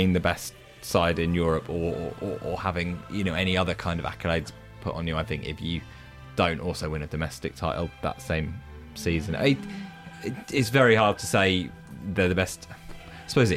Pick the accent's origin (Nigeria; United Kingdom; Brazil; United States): United Kingdom; England; As an English football fan